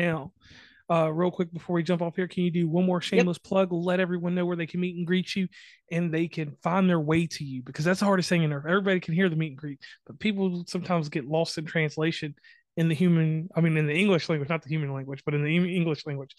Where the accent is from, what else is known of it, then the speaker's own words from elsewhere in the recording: West Virginia, United States; So I'm from West Virginia.